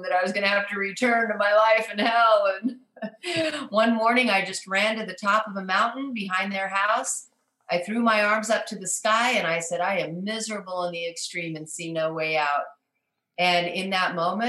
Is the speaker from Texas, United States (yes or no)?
no; Southern California, United States; moved away as an adult; also born or lived in Hackensack, New Jersey / San Francisco area; now in Verde Valley, Arizona, United States; I was raised in Southern California